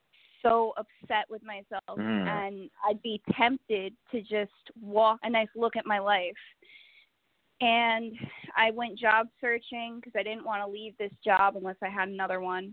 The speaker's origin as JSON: {"language": "English", "town": "Waldwick", "region": "New Jersey", "country": "United States", "tie": "born or raised there", "said": "I work in my hometown, which is Waldwick. So I get to see a lot of people that I went to high school"}